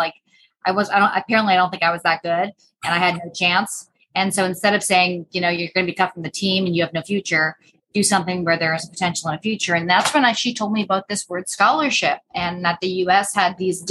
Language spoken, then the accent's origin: English; North Bay, Ontario, Canada; moved away as an adult; now in Austin, United States; I am from North Bay